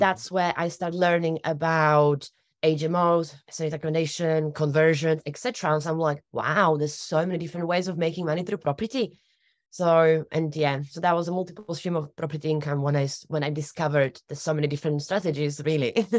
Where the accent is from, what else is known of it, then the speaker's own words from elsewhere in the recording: Slovakia; also born or lived in United Kingdom; now in Torbay, United Kingdom; I'm originally from Slovakia. I was actually born in Czechoslovakia